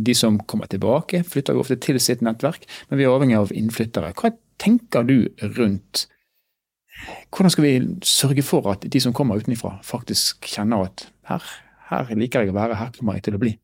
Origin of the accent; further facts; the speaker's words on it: Bergen, Vestland, Norway; now in Northern Norway; Jeg er fra Bergen og er da en innflytter